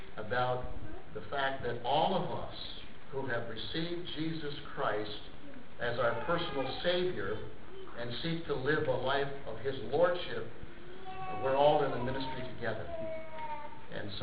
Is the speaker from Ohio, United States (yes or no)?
no; Britt, Iowa, United States; moved away; I was born and raised in a small town down in Britt, Iowa